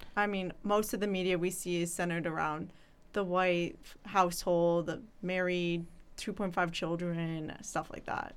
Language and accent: English; Chicago, Illinois, United States; I'm from Chicago